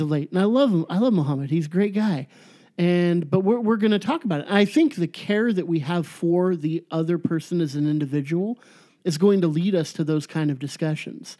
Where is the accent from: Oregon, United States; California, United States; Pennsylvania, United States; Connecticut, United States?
California, United States; Orange County; born or raised there; moved away as an adult; now in Chico, United States